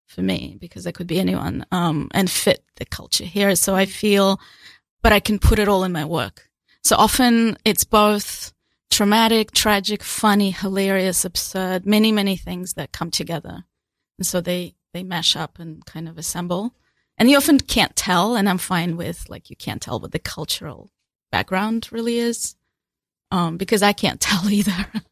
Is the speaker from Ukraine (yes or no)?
yes; Ukraine; also born or lived in Australia; now in New York City, United States; I was born a Soviet Union, so I actually completely, I come from a place doesn't, that doesn't exist